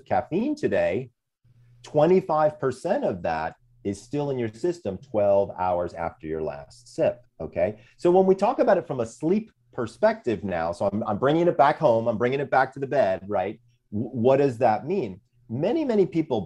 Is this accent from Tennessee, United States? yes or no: no; Sandy Springs, Georgia, United States; I'm from Sandy Springs, Georgia